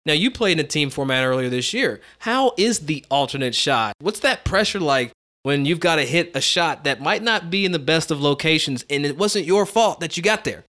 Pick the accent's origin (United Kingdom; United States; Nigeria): United States; as an American growing up here